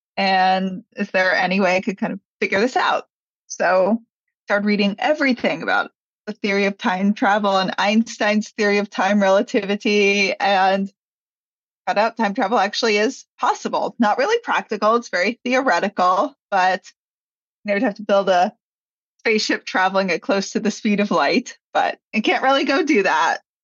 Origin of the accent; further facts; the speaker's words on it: New York, United States; also born or lived in Los Angeles; I grew up in New York